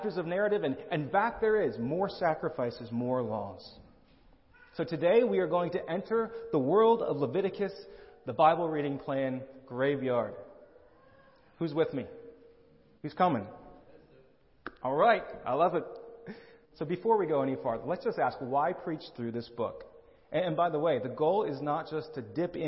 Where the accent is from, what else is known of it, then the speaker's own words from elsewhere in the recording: Lehigh Valley, Pennsylvania, United States; I grew up in the Lehigh Valley in Pennsylvania